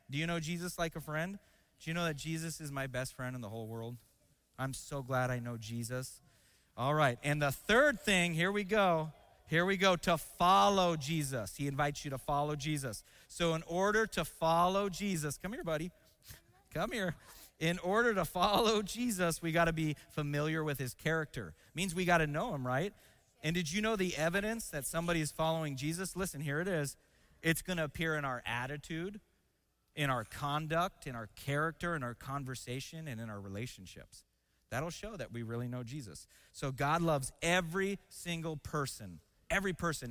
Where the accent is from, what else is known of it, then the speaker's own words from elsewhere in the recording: Seattle, Washington, United States; moved away; I grew up in a city called Seattle